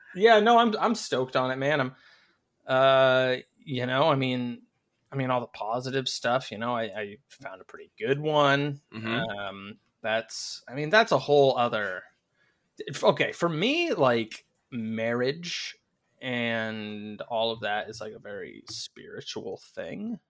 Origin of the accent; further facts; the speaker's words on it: United States; I'm American